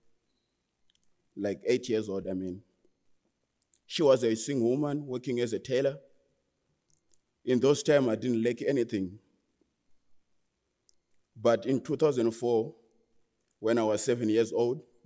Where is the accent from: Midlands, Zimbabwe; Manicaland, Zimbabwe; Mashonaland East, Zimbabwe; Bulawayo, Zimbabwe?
Mashonaland East, Zimbabwe; Murewa district; also born or lived in Harare; I was born in 1997 in Harare, but I was raised in a rural area in Murewa district, in a village called Mukarakate